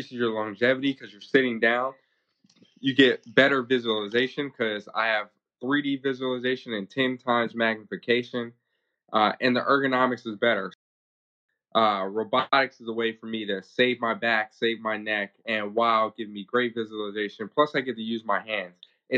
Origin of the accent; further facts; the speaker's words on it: California, United States; also born or lived in Hawaii; So originally I was born in Hawaii to a father who was in the Marine Corps at the time. My mom was originally from Compton, California. So we bounced around for a little bit, ended up in California.